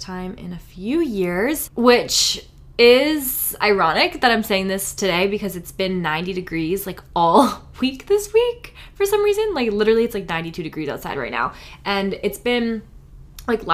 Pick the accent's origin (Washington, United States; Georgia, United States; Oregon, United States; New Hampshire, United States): New Hampshire, United States; also born or lived in Florida; now in California, United States; I grew up in New Hampshire